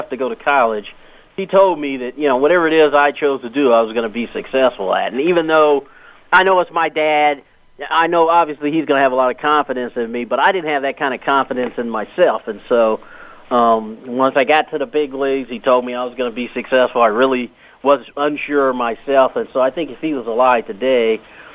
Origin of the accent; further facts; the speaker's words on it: Los Angeles, California, United States; a young black kid growing up in Los Angeles